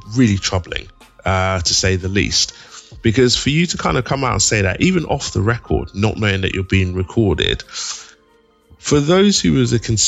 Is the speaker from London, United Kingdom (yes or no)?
yes; London, United Kingdom; I grew up in East London